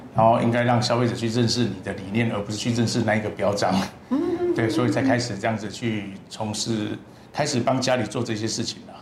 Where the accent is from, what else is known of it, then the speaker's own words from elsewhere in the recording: Chishang, Taitung County, Taiwan; 我是来自台东池上的